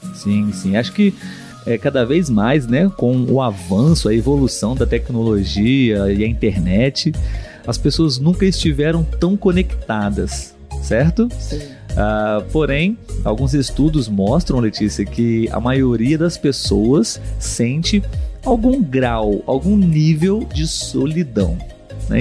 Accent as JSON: {"language": "Portuguese", "country": "Brazil", "said": "Nós aqui somos brasileiros"}